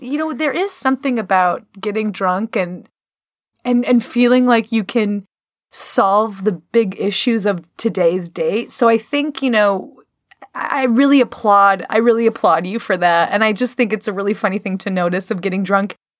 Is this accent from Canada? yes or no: no; Chicago, Illinois, United States; moved away; I, I'm from Chicago originally